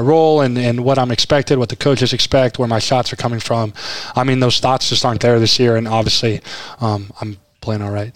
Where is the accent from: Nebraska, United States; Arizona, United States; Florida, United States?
Nebraska, United States; I'm from Nebraska